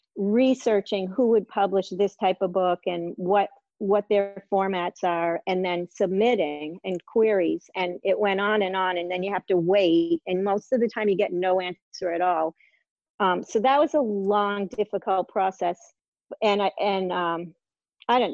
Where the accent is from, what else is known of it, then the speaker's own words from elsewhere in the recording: Massachusetts, United States; moved away as an adult; now in Maine, United States; I grew up in Massachusetts um, on a lake